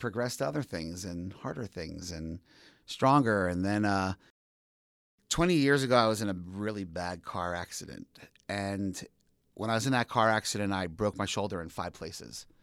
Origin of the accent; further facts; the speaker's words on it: Allentown, Pennsylvania, United States; now in Philadelphia, United States; born and raised in the Allentown area.